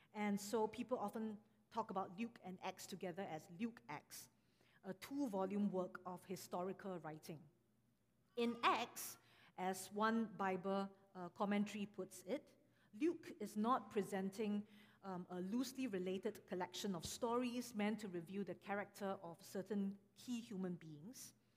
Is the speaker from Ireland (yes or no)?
no; Singapore; moved away; I am from Singapore. And actually, I'm also from a, a Chinese church growing up